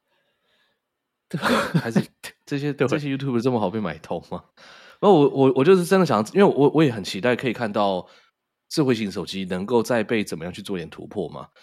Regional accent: Taiwan; 所以以我们台湾人的收入，然后去那边没有觉得痛到爆。你看，像我在纽约，我就该到该、嗯、到不行。可是我在法国的时候，我就不会该成那个样

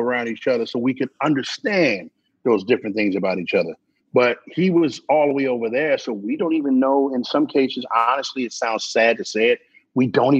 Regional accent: Philadelphia, Pennsylvania, United States; I grew up in 13. Southwest, like 58th and Wooden Avenue, like Greenway Avenue.

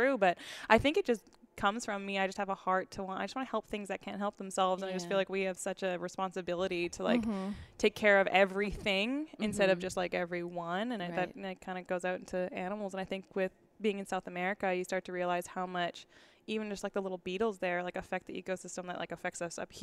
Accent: Kelowna, British Columbia, Canada; also born or lived in Florida; now in Nashville, United States; I'm from Canada. I'm from a small town called Lake Country or Kelowna in British Columbia

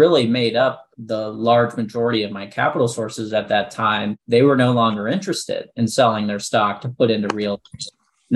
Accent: Midwest, United States; moved away as an adult; also born or lived in Central Illinois; now in Nashville, United States; I'm born and raised in the Midwest.

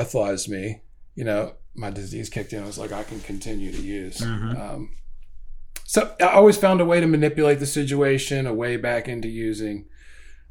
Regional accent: Howard County, Maryland, United States; also born or lived in Baltimore, Maryland / Elkridge, Maryland; I pretty much grew up in Howard County and went to a lot of different schools.

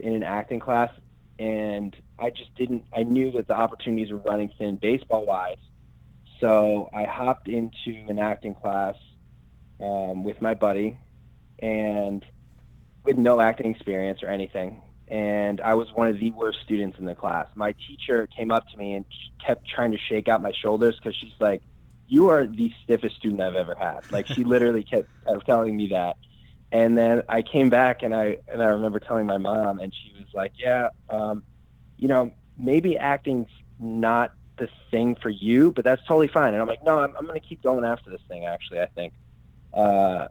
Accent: Albany, New York, United States; I'm from upstate New York, like Albany area.

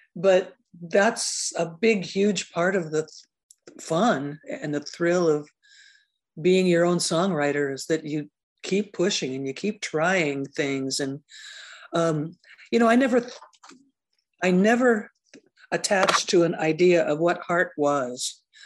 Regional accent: Seattle, Washington, United States; back when it was really super unhip to be from Seattle.

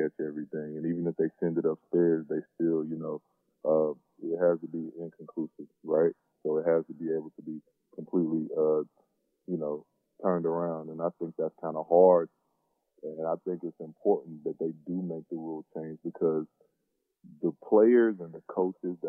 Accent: Suwanee, Georgia, United States; moved away; I grew up in Atlanta

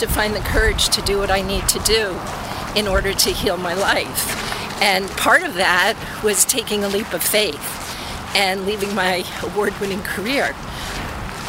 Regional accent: not far from Rye, New York, United States; now in Brookline, Massachusetts, United States; I grew up in New York

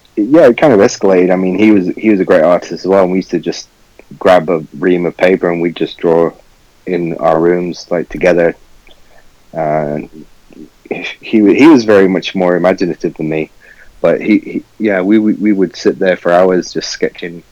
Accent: Manchester, North West England, United Kingdom; moved away; Manchester will always be my home

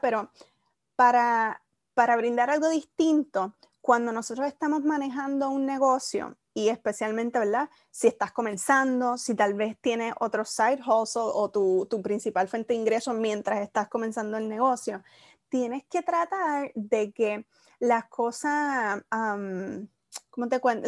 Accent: Isabela, Puerto Rico; moved away as an adult; also born or lived in Mayagüez, Puerto Rico; soy de Isabela. luego de estudiar 13 años en, el mismo colegio, me gradúo

